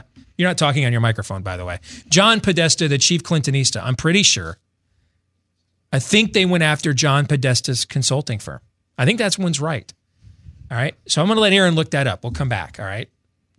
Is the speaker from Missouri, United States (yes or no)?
yes; Missouri, United States; I'm from Missouri. You got to show me.